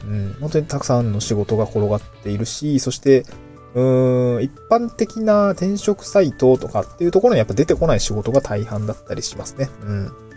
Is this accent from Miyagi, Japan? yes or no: no; Niigata, Japan; moved away as an adult; also born or lived in Aomori / Tokyo; now in Awaji Island, Japan; 私新潟生まれ、青森で4年す、まあ新潟で20、18年か住んで、えー、青森で4年住んでっていう感じなんで